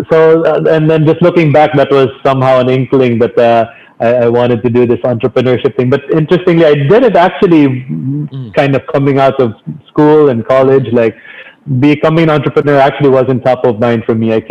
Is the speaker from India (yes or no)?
no; Philippines; So, so during those four years, it really heightened my sense of being Filipino.